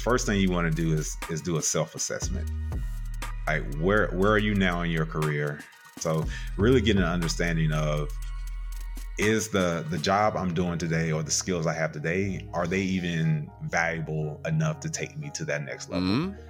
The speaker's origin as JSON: {"language": "English", "region": "South Carolina", "country": "United States", "tie": "born or raised there", "said": "Yes, South Carolina."}